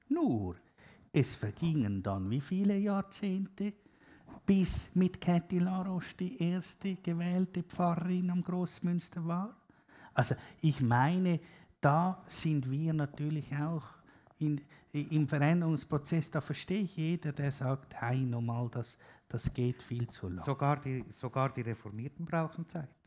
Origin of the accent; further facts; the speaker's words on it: Zurich, Switzerland; Also, auch da beging ich, ich bin halt Zürcher, ich bin immer so schnell